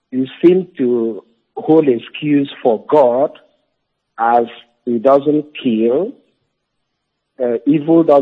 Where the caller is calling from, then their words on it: Togo; I am calling from Togo.